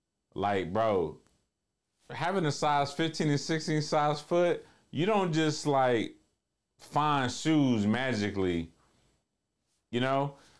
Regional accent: Columbia, United States; I quit my eighth grade year at Rayburn because, bro, we're from Columbia, bro. We don't lose.

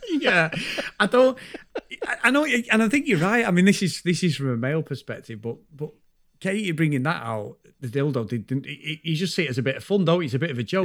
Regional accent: United Kingdom; we're from the U K

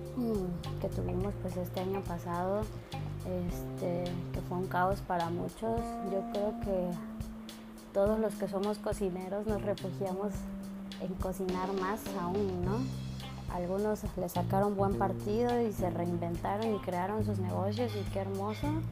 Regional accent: Chiapas, Mexico; nosotros somos personas que venimos de Chiapas, venimos de un lugar donde está pues está cerca del mar

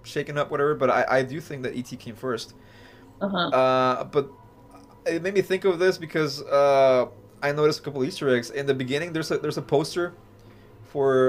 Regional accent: Mexico; now in United States; Growing up in Mexico

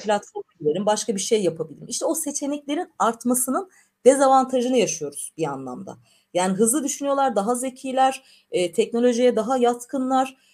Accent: Black Sea Region, Turkey; ben Karadenizliyimdir.

